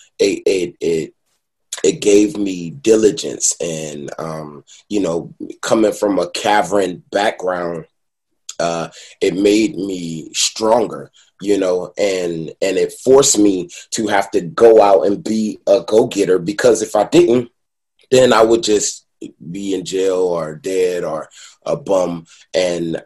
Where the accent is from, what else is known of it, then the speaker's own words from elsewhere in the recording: Detroit, Michigan, United States; now in Los Angeles, United States; I'm from Detroit